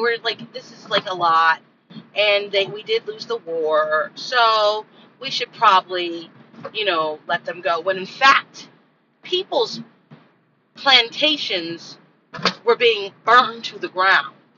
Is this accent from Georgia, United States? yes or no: no; California, United States; moved away; I'm from California, and from the time that I lived in California, when I was born